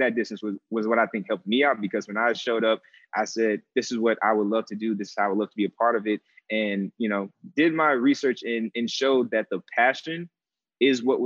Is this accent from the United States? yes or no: yes; St. Louis, Missouri, United States; moved away as an adult; now in Chicago, United States; I'm born and raised in St. Louis. And so living in Chicago for the past 10 years is the adjustment